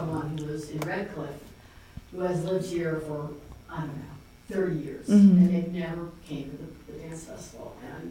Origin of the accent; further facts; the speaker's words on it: New York area, United States; I'm from the New York area.